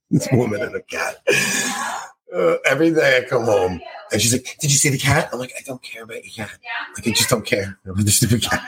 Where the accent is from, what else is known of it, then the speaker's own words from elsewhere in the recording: Long Island, New York, United States; accent: Long Island; my Long Island accent